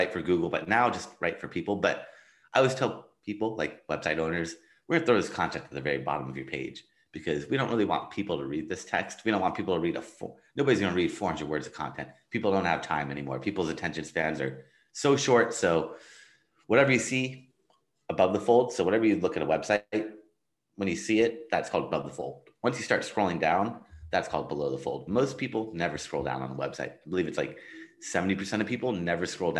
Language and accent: English; Los Angeles, California, United States; I am from Los Angeles, California.